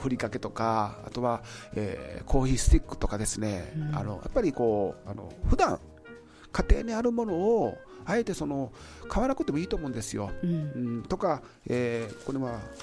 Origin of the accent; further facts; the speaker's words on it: Miyazu, Kyoto, Japan; 宮津の出身なのでよりここ好き